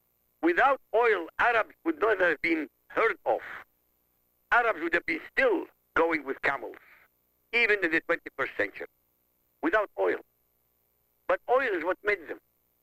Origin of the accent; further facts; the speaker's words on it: Iraq; moved away; I come from Iraq.